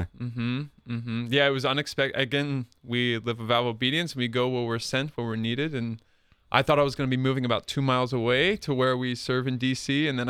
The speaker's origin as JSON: {"language": "English", "town": "West Chester", "region": "Pennsylvania", "country": "United States", "said": "So I'm a little sad that my Phillies lost the other night, but very happy that my Eagles are doing well. But yeah, a place called Westchester, Pennsylvania."}